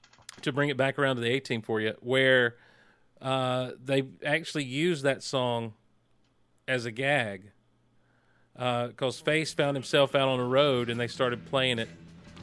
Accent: Georgia, United States; No, we're all from South Georgia.

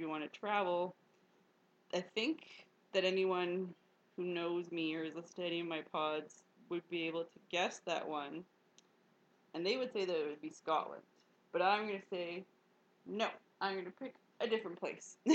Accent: Canada; I'm just a Canadian

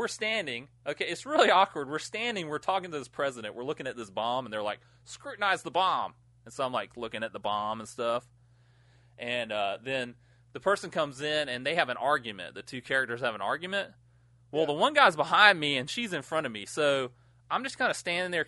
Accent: United States; I grew up near Georgia.

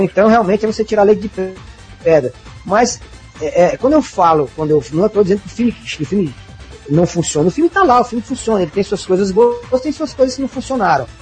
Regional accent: Senador Pompeu, Ceará, Brazil; moved away; also born or lived in Fortaleza; E estudei minha infância no interior chamado Senador Pompeu

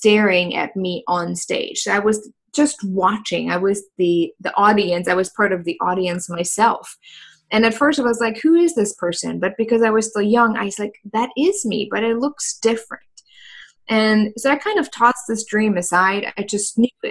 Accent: Germany; moved away as an adult; now in United States; I was born in Germany. So for those who didn't know, I'm originally from Germany

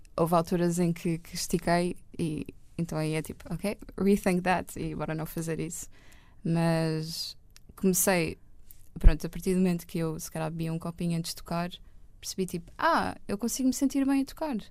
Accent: Lisbon area, Portugal; also born or lived in Benfica, Lisbon / Estoril; Eu nasci em Benfica, acho uhum. eu mas depois vivi no Estoril com o meu pai e com a minha mãe e com a minha irmã Marta uhum. durante dois anos

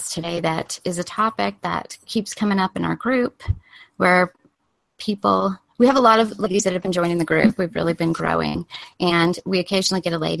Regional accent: California, United States; now in Colorado, United States; growing up in California

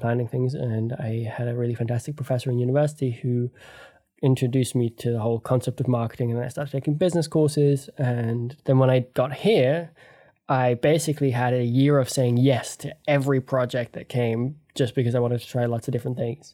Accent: Canada; my, uh, parents are English and Australian, but I grew up in Canada

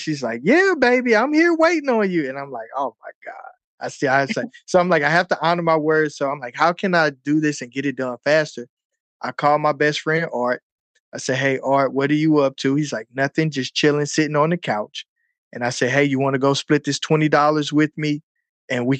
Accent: St. Louis, Missouri, United States; I'm from St. Louis, Missouri, so we have all four seasons

